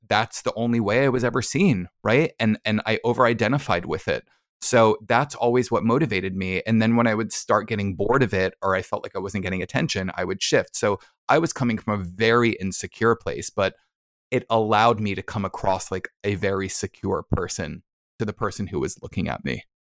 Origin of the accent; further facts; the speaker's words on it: New Jersey, United States; I'm from New Jersey